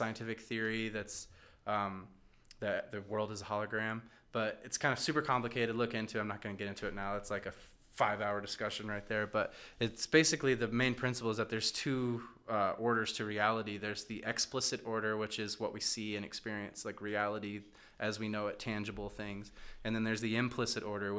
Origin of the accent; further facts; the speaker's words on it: Midwest, United States; now in Chicago, United States; we're from the Midwest